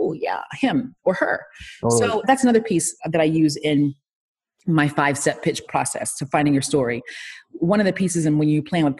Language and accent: English; Miami, Florida, United States; I'm from Miami. So I'm from South Florida